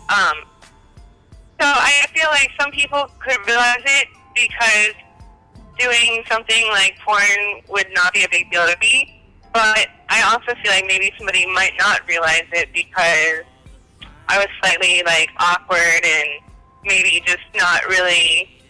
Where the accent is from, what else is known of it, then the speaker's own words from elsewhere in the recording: Cincinnati, Ohio, United States; moved away; originally from Cincinnati, Ohio, but I've lived all across the United States.